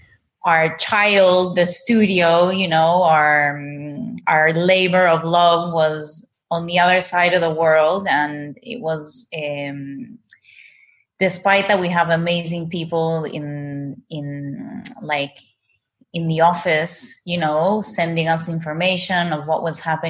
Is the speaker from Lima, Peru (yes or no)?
yes; Lima, Peru; moved away as an adult; also born or lived in Bali, Indonesia; now in Ubud, Indonesia; I was born and raised in Peru, and now with my husband and my daughter, we've been living in Bali for over 4 years now